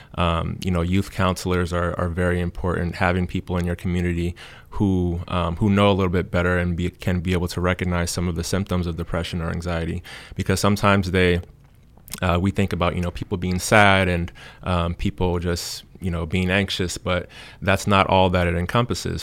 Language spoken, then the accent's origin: English; Cincinnati, Ohio, United States; moved away as an adult; now in Du Bois, United States; I'm originally from Cincinnati, Ohio